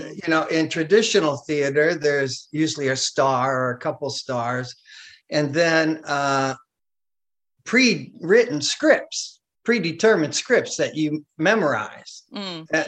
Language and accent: English; Chicago, Illinois, United States; I'm from Chicago